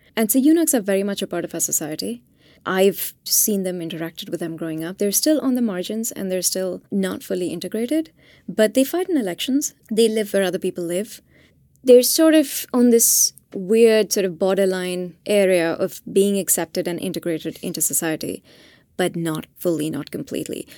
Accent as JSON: {"language": "English", "town": "Hyderabad", "region": "Telangana", "country": "India", "tie": "born or raised there", "moved": "yes", "said": "this is my own city. I'm from Hyderabad"}